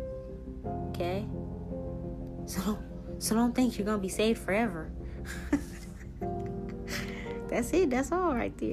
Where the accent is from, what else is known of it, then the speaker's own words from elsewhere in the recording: Haiti; I'm from Haiti.